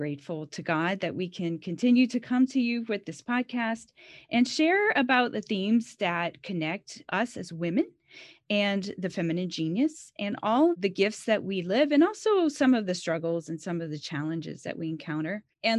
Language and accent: English; Louisiana, United States; moved away; I'm a Louisiana girl, so I'm originally from Louisiana.